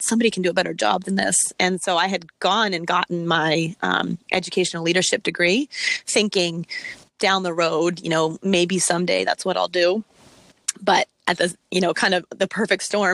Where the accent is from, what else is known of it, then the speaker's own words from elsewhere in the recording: Virginia Beach, Virginia, United States; moved away as an adult; now in Massachusetts, United States; I'm from Virginia. And when I was living in Virginia Beach, that's where my family is and where I grew up for part of my time